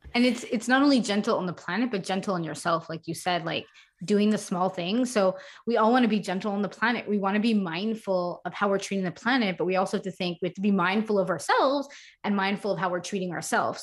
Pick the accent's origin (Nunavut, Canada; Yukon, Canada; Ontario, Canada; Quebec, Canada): Quebec, Canada; Montreal; moved away as an adult; also born or lived in United States; I am from Montreal, Canada, so we were living in the United States for a couple of years